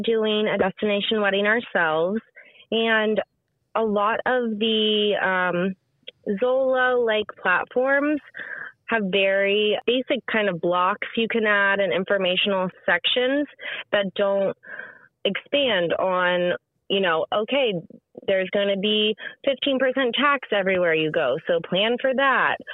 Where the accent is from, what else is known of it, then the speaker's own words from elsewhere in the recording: Richmond, Virginia, United States; moved away as an adult; also born or lived in Columbia, South Carolina; now in Charleston, United States; I grew up in Richmond, Virginia